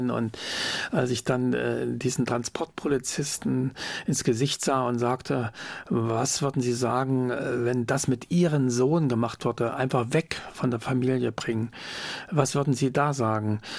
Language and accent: German; East Germany, Germany; dass ich meiner Heimat bleiben will, dass ich klar sage, die DDR ist jetzt nicht das bessere System, aber hier ist mein Zuhause